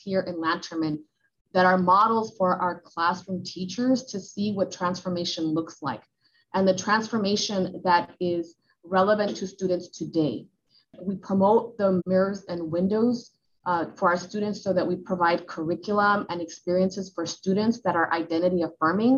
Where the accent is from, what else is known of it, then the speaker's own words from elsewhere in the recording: Los Angeles, California, United States; I was growing up in the Latino Boyle Heights